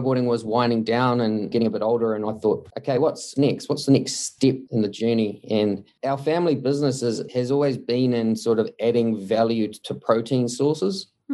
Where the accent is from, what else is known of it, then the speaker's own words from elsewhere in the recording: Mount Maunganui, Bay of Plenty, New Zealand; I was born and bred in Mount Maunganui. We grew up here